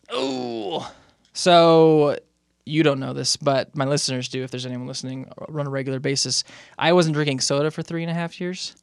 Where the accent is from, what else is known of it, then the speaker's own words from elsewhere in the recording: Moreno Valley, California, United States; now in Utah, United States; I grew up in Moreno Valley